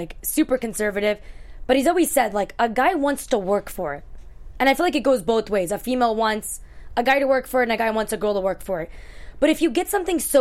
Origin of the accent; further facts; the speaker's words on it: New York, United States; So I was born in New York, but my parents are from Afghanistan.